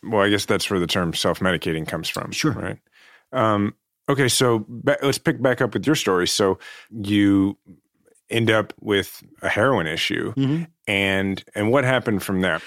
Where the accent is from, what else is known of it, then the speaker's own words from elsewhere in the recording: Kansas City, Missouri, United States; I'm running for mayor of my hometown of Kansas City